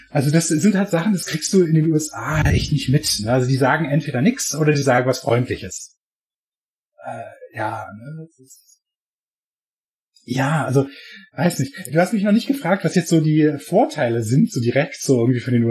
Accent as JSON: {"language": "German", "region": "Berlin", "country": "Germany", "lives_now": "United States", "said": "ja, also ich komme eigentlich aus Berlin, aber ich lebe halt in der Nähe von San Francisco, weil ich lebe in Kalifornien."}